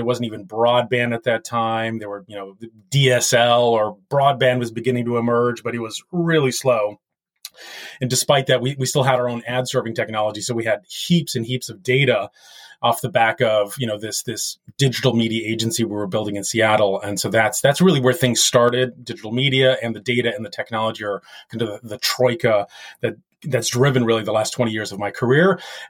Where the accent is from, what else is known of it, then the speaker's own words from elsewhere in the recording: France; born there; I was actually born in France to an American father who was with the U.S. Air Force way back in the day in the late 60s, who married a lovely French lady.